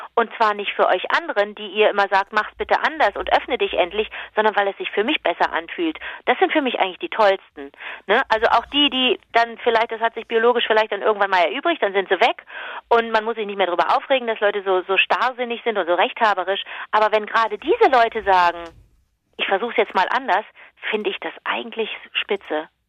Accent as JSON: {"language": "German", "town": "Cologne", "region": "North Rhine-Westphalia", "country": "Germany", "said": "da fühlst du dich natürlich als Kölnerin"}